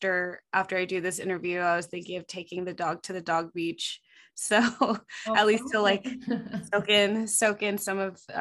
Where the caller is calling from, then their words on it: California, United States; Yeah, right now my main base is in Southern California. I'm just outside of LA right now.